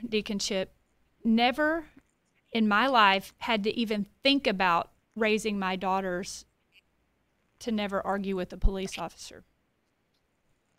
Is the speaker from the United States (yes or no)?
yes; Paris, Texas, United States; I grew up in Paris, Texas, here in the Diocese of Tyler